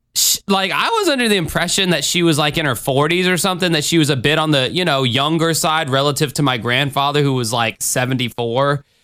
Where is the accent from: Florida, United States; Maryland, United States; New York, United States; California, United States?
Florida, United States; Jacksonville; I did a tour of Jacksonville, Florida on there. So if you wanna see my hometown